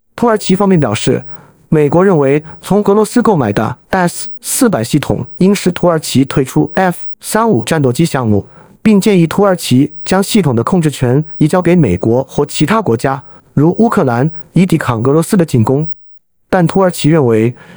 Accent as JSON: {"language": "Chinese", "country": "China", "said": "作为一个中国人"}